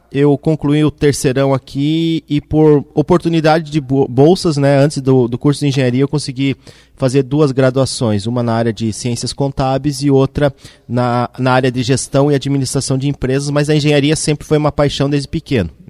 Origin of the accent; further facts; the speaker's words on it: Mafra, Santa Catarina, Brazil; now in Blumenau, Brazil; eu sou natural da cidade de Mafra, no norte de Santa Catarina. É, ainda bem jovem, a gente mudou aqui para Blumenau no ano de 2000 e 2002